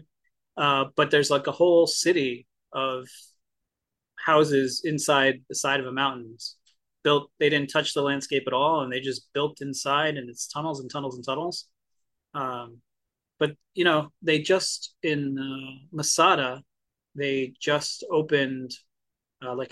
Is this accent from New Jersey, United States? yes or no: yes; New Jersey, United States; I grew up in Jersey, which is technically the Garden State